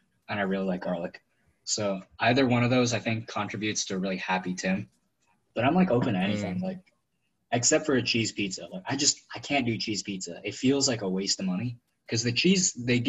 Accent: Northern California, United States; I am from NorCal

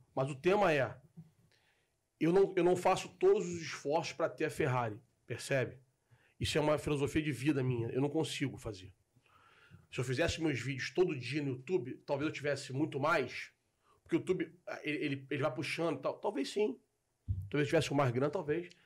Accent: Rio de Janeiro, Brazil; also born or lived in Tijuca, Rio de Janeiro / Niterói; Sou do Grajaú. de 81, nasci no Grajaú, mudei pra Tijuca, fiquei até 11 anos na Tijuca. Depois de 11 anos eu volto pro Grajaú, fico até, até 20 anos

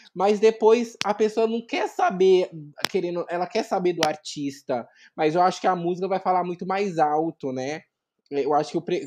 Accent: Vinhedo, São Paulo, Brazil; now in Campinas, Brazil; hoje eu moro em Campinas, mas eu sou de Vinhedo

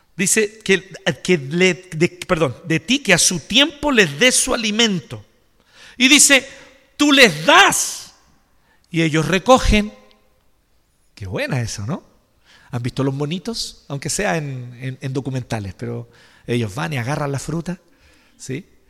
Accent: Chile; nosotros como chilenos

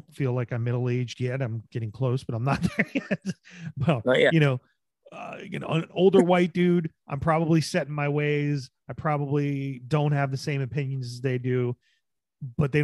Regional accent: New Jersey, United States; moved away as an adult; I'm from New Jersey. And I was like, I, you know, grew up in a very diverse neighborhood.

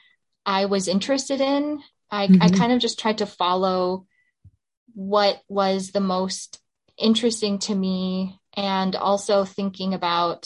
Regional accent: Alaska, United States; I'm from Alaska, I was back in Alaska.

